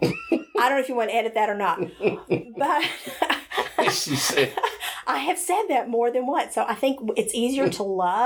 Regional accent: Hendersonville, Tennessee, United States; I grew up in Hendersonville, Tennessee, not far

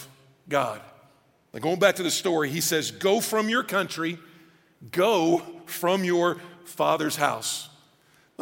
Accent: Atlanta, Georgia, United States; moved away; also born or lived in Virginia; I was born in Atlanta, had lived in Virginia

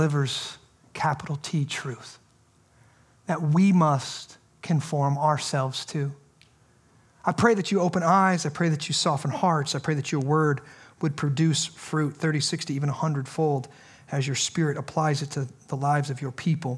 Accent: United States; I'm an American. I'm proud to be an American

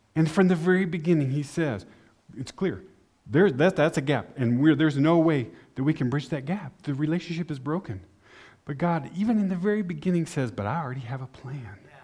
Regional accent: Amarillo, Texas, United States; moved away as an adult; also born or lived in El Paso, Texas; now in Austria; I grew up in Amarillo

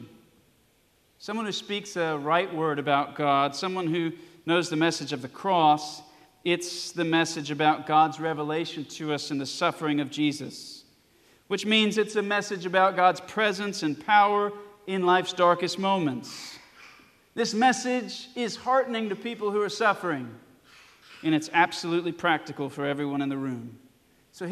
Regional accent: Alabama, United States; I was born in Alabama

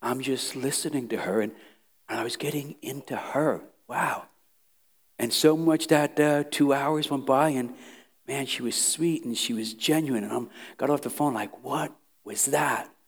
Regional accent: New York City, New York, United States; moved away; I was from Brooklyn, New York, Italian, Irish, Jewish, Puerto Ricans

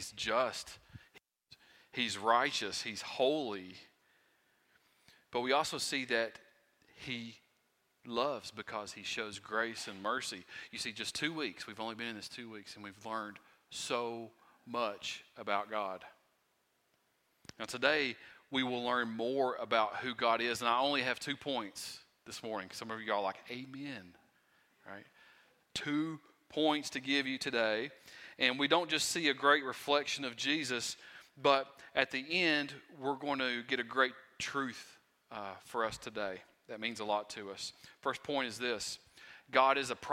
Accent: Wise County, Virginia, United States; I am from Wise County, Virginia, okay? And my accent, sometimes I have trouble speaking

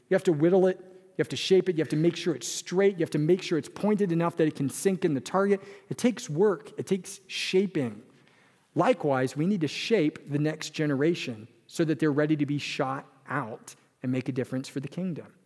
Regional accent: California, United States; moved away; I came from California, where a family of four was usually a couple and a dog and a child, right? But I moved to Wisconsin

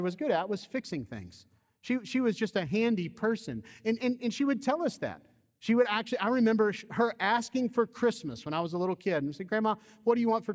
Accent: Georgia, United States; I grew up in the Deep South. I grew up in Georgia.

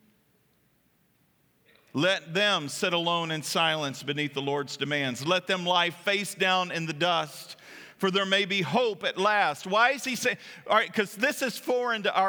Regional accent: Kentucky, United States; moved away; when I drive down there, it's like going back home

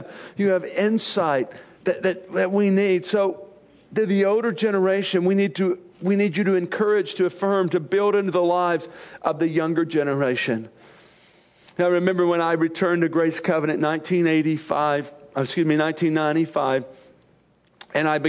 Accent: Arkansas, United States; moved away; I grew up in Arkansas, the hills of Arkansas.

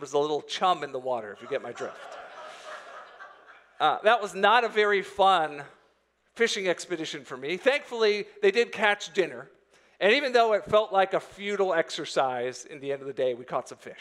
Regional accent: Florida, United States; moved away; I grew up in Florida

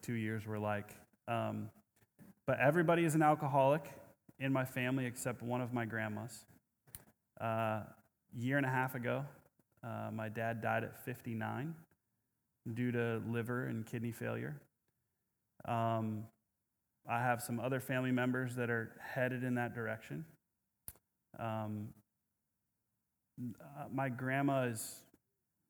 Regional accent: Omaha, Nebraska, United States; I grew up in Omaha

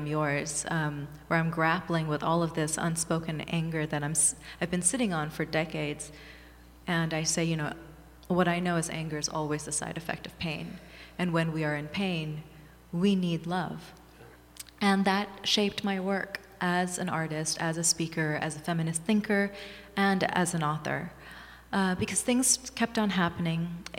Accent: Thailand; also born or lived in Bangladesh / Hawaii, United States; I was born in Bangladesh and raised in Thailand and Hawaii. I was in Hawaii for 4 years. My father was in graduate school there. And I was raised in Thailand from the time I was six.

